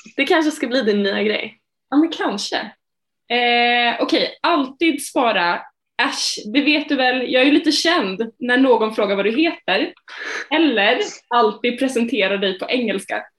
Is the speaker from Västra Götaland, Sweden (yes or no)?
no; Linköping, Östergötland, Sweden; min hemstad Linköping